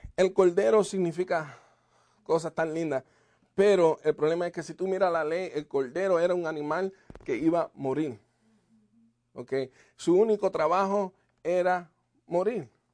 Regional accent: Puerto Rico; moved away; en Puerto Rico me diste vida

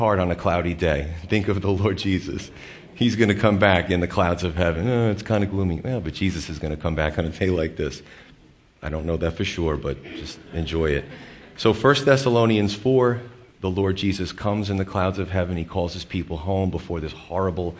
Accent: United States; We, as American Christians

